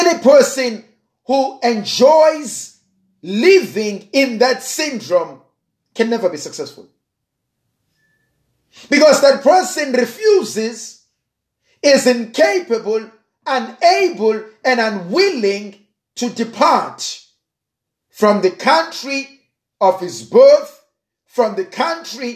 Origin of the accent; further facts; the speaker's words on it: South Africa; I'm a South African